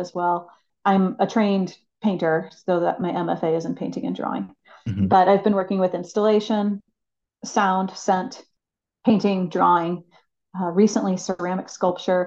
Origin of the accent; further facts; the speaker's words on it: St. Louis, Missouri, United States; also born or lived in Abiquiu, New Mexico; I was born and raised here in St. Louis, and it's where I reside now